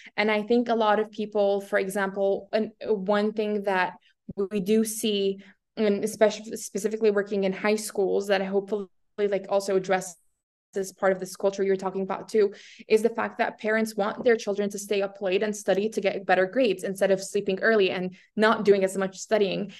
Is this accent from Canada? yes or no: no; Syria; moved away; being born in Syria